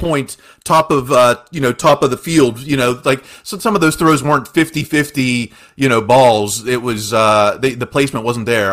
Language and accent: English; Uniontown, Pennsylvania, United States; born and raised in Fayette County, Uniontown, Pennsylvania